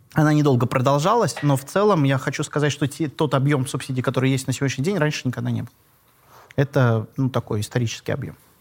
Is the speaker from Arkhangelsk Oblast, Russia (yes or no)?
no; Kaliningrad, Kaliningrad Oblast, Russia; я родился в Калининграде